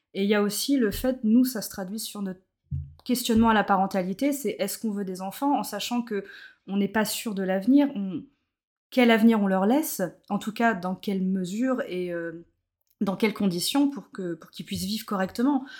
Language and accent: French; Plouharnel, Brittany, France; now in Nantes area, France; je suis originaire de Plouarnel, alors c'est un petit bourg à côté de Carnac. bonne bretonne, bien chauvine comme il faut.